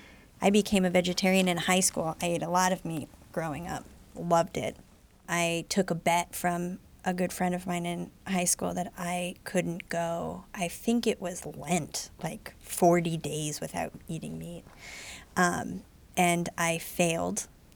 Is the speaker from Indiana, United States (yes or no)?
no; Omaha, Nebraska, United States; I grew up in Country Club, three blocks from where Steve lived.